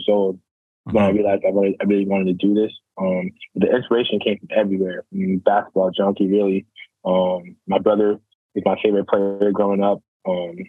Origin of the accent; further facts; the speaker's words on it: Ottawa, Ontario, Canada; born and raised in Ottawa, Canada.